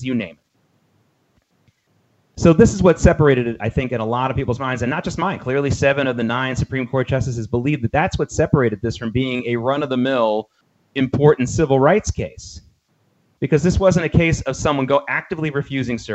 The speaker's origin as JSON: {"language": "English", "region": "the South", "country": "United States", "tie": "born or raised there", "said": "growing up in the South as a kid"}